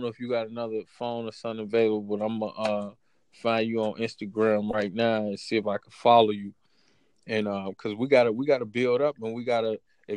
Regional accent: Chicago, Illinois, United States; born or raised there

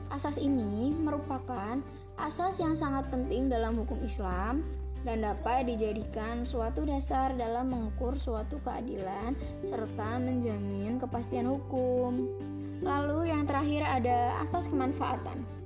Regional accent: Pemalang, Central Java, Indonesia; Pemalang Iya, Pemalang Bukan Malang Kalau Malang itu di Jawa Timur Kalau Pemalang, adanya di Jawa Tengah

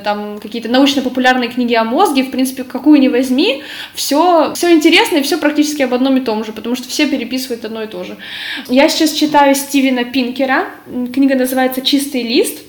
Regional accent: Ukraine; moved away as an adult; now in Poland; я с Украины

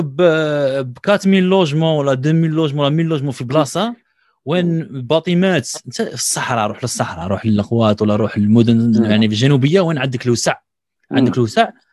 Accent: Algeria; عندنا في الجزائر

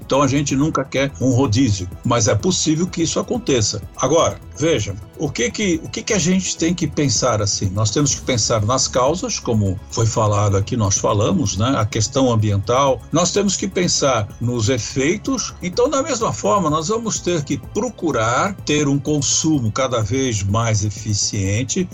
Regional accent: Brazil; Nós merecemos isso como brasileiros.

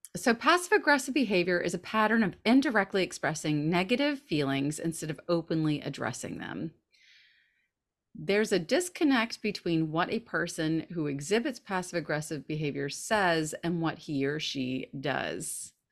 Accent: the South, United States; moved away as an adult; We're both Southern. We're both from the South

